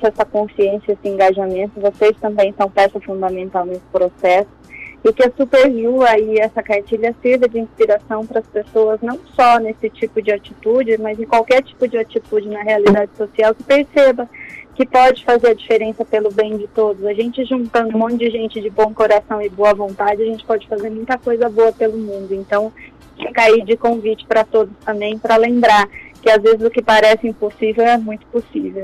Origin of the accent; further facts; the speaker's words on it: Campinas region, São Paulo, Brazil; moved away; Eu não sou da região de Bauru, né? Eu sou da região de Campinas.